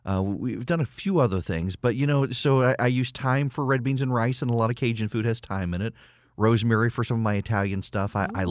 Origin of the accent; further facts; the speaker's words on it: Dubai, United Arab Emirates; also born or lived in Louisiana; I mean, I grew up in Dubai, but yeah, before I was allowed to leave Louisiana, my mom made me learn how to make red beans and rice, jambalaya, and gumbo.